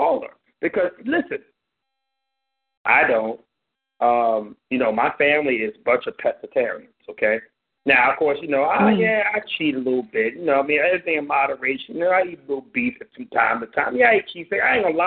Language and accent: English; Compton, California, United States; I grew up in Compton